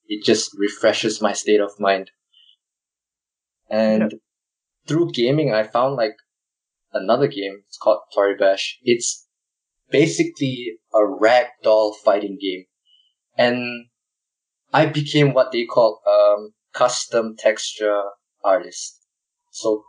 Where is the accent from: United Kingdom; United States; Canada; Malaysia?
Malaysia; moved away as an adult; now in Melbourne, Australia; I'm from Malaysia